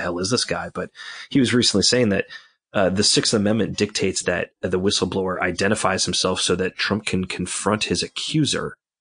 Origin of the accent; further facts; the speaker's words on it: Atlanta, Georgia, United States; moved away as an adult; also born or lived in Washington, District of Columbia, United States / Chicago; I'm from Atlanta